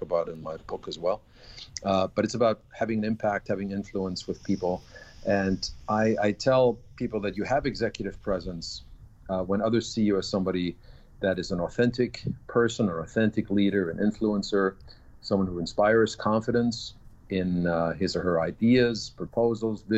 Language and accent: English; Augsburg, Bavaria, Germany; English is a second language; moved away as an adult; also born or lived in Vienna, Austria / Washington, D.C., United States / Denver, United States; now in New York, United States; my hometown is Augsburg, which is outside of Munich